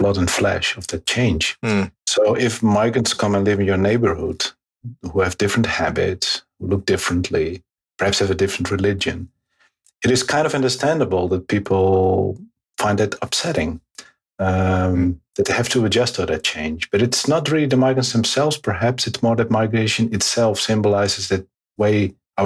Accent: Netherlands; also born or lived in Morocco; I'm a geographer and a sociologist, and I'm from the Netherlands

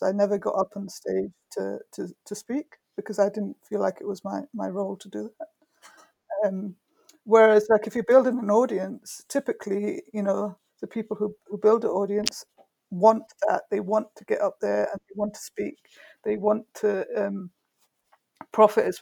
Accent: Brighton, South East England, United Kingdom; my hometown, Brighton, which isn't far from London

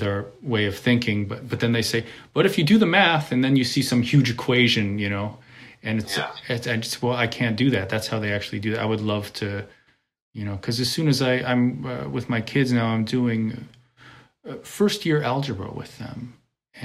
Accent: Connecticut, United States; moved away; also born or lived in New York / Europe; when I grew up in Connecticut

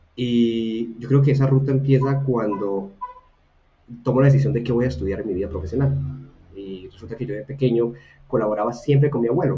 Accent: Buga, Valle del Cauca, Colombia; soy una persona de Buga, una ciudad pequeña en Colombia

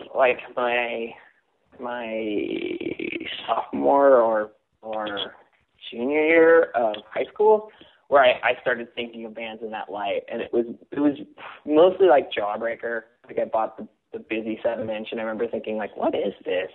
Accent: Simi Valley, California, United States; I grew up in Simi Valley, California, which is uh, west of Los Angeles

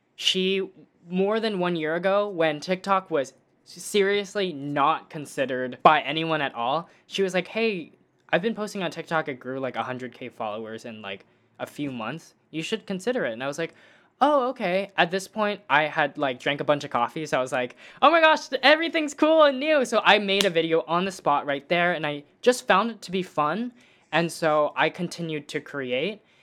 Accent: Dallas, Texas, United States; now in Los Angeles, United States; I grew up in Dallas, Texas

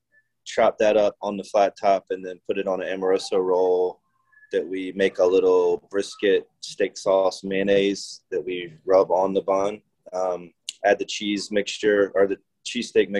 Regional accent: South Carolina, United States; also born or lived in Philadelphia, Pennsylvania; now in Asheville, United States; I'm from South Carolina

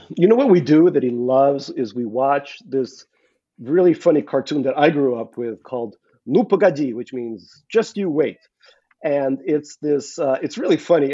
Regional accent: Saint Petersburg, Russia; moved away; I went to a restaurant in, in, Petersburg, my hometown

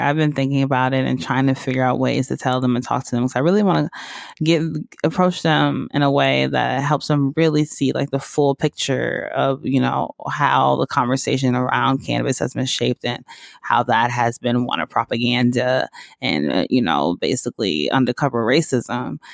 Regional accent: Georgia, United States; also born or lived in Mississippi; now in West Hollywood, United States; I grew up in Georgia

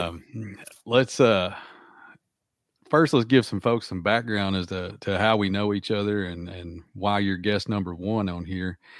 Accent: Arkansas, United States; I'm from Arkansas

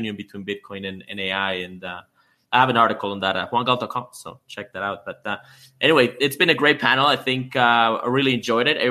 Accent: Canada; I'm Canadian myself.

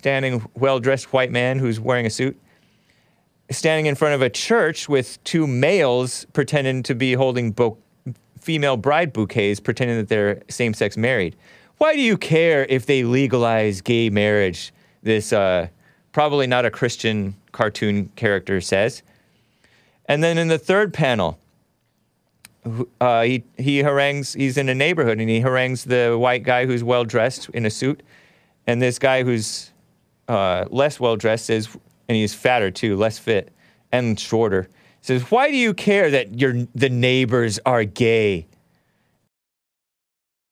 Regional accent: United States; I'm a Native American. I was born here

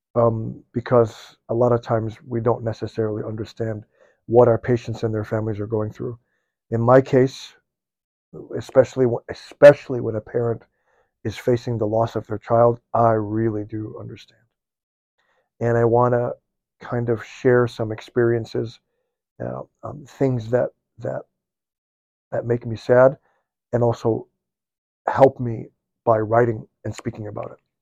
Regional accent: Midwest, United States; I'm born and raised in the Midwest

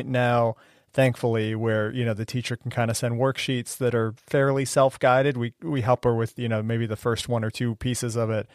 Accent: Cleveland, Ohio, United States; also born or lived in Kansas City; now in Boston, United States; I grew up in Cleveland and spent some time in Kansas City before coming to Boston.

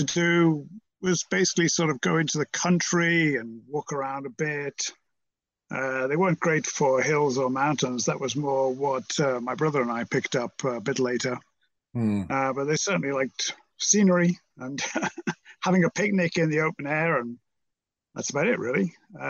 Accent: Merseyside, North West England, United Kingdom; But I was brought up on Merseyside, which you may have heard of, opposite Liverpool, which you've probably heard of.

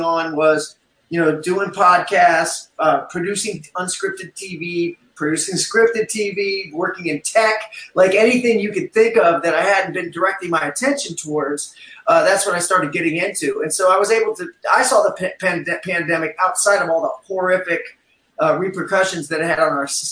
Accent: Southeast Ohio, United States; also born or lived in New York; now in Las Vegas, United States; growing up in Southeast Ohio

